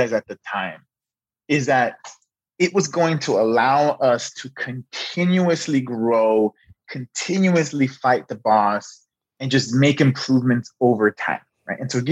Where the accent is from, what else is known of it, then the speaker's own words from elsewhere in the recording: Los Angeles, California, United States; I was born and raised in South Central Los Angeles